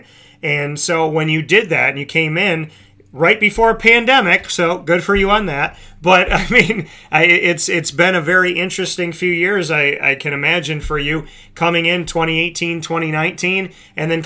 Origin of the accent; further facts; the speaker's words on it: Syracuse, New York, United States; I hail from Syracuse, New York